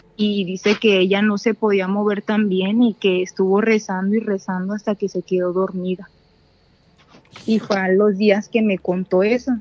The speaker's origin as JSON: {"language": "Spanish", "town": "Monterrey", "region": "Nuevo León", "country": "Mexico", "said": "de Monterrey"}